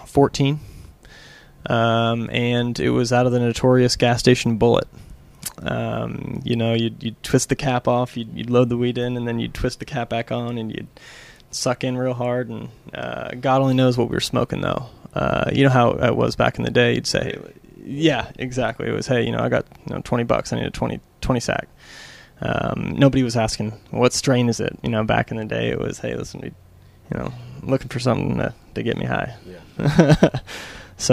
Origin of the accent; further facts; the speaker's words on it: Springdale, Arkansas, United States; moved away as an adult; also born or lived in Wichita, Kansas; now in Oklahoma City, United States; I'm originally from Springdale, Arkansas.